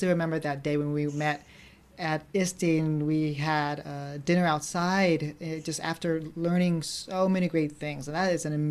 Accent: suburban America outside of Philadelphia, Pennsylvania, United States; as an Asian American growing up in America, like suburban America outside of Philadelphia

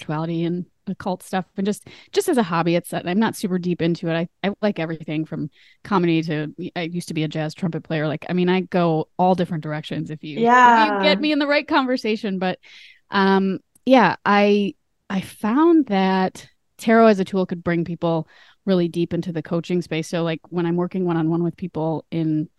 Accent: Minnesota, United States; moved away as an adult; I grew up in Minnesota and I live there now, but I've lived all over in between now and then

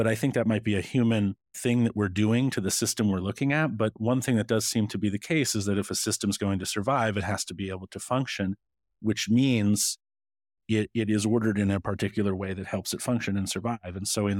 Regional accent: Scotland, United Kingdom; born there; Well, I put sugar in my porridge and I was born in Scotland.

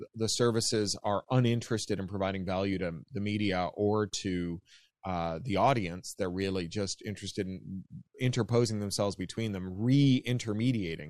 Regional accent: Canada; accent: Canadian; now in United States; as you can hear from my accent, I'm a Canadian.

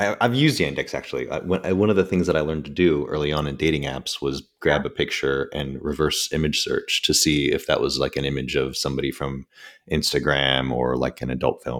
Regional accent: Scotland, United Kingdom; now in San Francisco, United States; I'm a Scot. I'm in San Francisco.

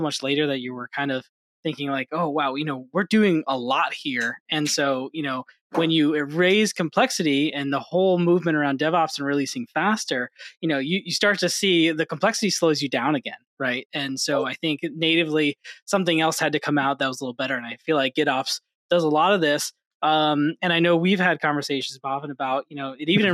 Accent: New York, United States; I grew up in New York

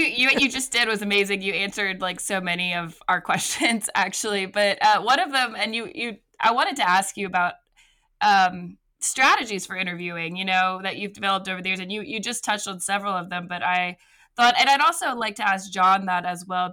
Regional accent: Evangeline Parish, Louisiana, United States; I'm actually from Evangeline Parrish

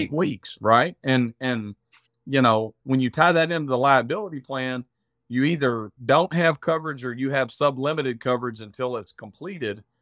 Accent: Arkansas, United States; accent: redneck; I'm from Arkansas, if you can't tell by the, uh, by the redneck accent

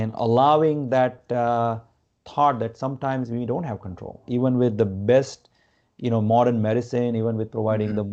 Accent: Gujarat, India; moved away as an adult; now in United States; I grew up in India.

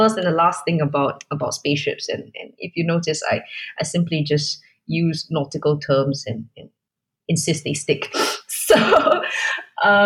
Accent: Singapore; I am nevertheless Singaporean

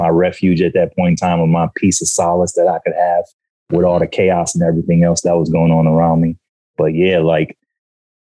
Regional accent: Sandusky, Ohio, United States; moved away; also born or lived in Virginia; I grew up in Ohio

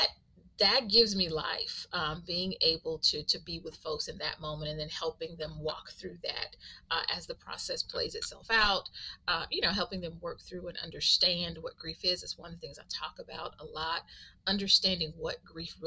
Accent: Texas, United States; also born or lived in Atlanta / Houston; Was born and raised in Texas, a small town in Texas, and went to school in Atlanta

